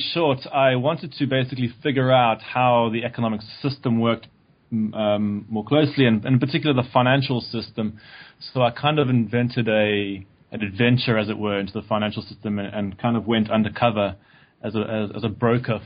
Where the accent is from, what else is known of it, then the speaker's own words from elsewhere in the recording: South Africa; moved away as an adult; I grew up in South Africa